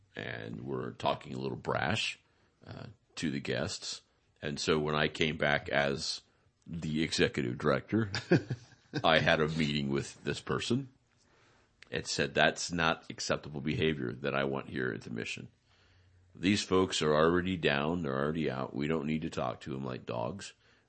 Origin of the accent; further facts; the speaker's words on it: Salinas, California, United States; And I'm from Salinas, and I heard there's good work up here, and I heard about the shelter, right?